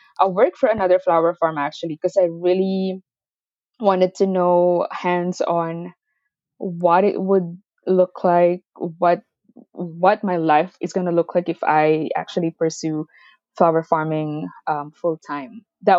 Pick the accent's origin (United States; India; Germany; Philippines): Philippines; moved away as an adult; now in Canada; I moved here from the Philippines, and I actually have a degree in nutrition and dietetics, and that was the goal in moving to Canada.